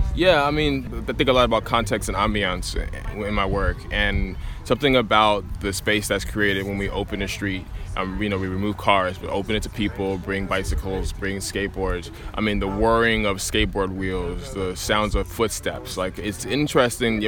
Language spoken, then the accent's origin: English; Los Angeles, California, United States; growing up in South LA and being really aware of the neg- negative and harmful impacts that, the that my physical environment can have on me, like the lack of choices that I have with no parks in my neighborhood